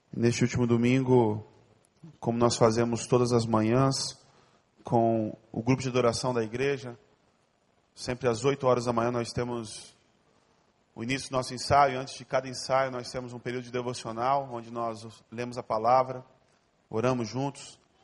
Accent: Ariquemes, Rondônia, Brazil; also born or lived in Porto Velho / Brasília / São Paulo / United States; now in Rio de Janeiro, Brazil; Eu nasci em Ariquemes, uma cidade bem pequena

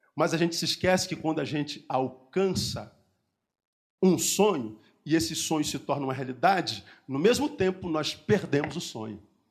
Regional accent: Rio de Janeiro, Brazil; Eu, eu sou da cidade do Rio de Janeiro, eu moro num bairro chamado Recreio

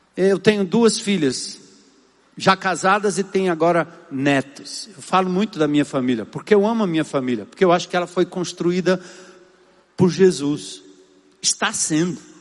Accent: São Paulo, Brazil; nasci em São Paulo, na Zona Norte

